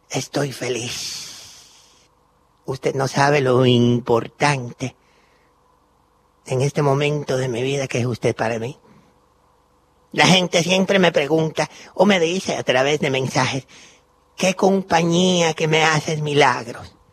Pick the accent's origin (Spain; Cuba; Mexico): Cuba; now in Argentina; Soy cubana y estoy aquí en Maipú 555.